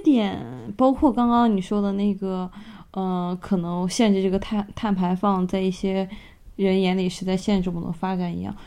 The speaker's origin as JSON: {"language": "Chinese", "country": "China", "moved": "yes", "said": "对于我们中国人，或者说对于我们亚裔来说，很多时候在欧美"}